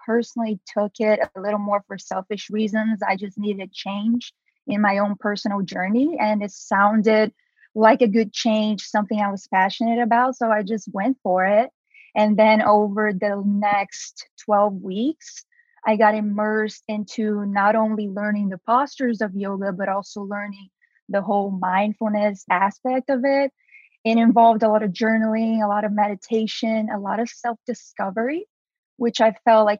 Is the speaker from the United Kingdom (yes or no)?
no; Brazil; English is a second language; moved away as an adult; now in United States; I am from Brazil originally, if you notice my accent, and I moved to the US to go to college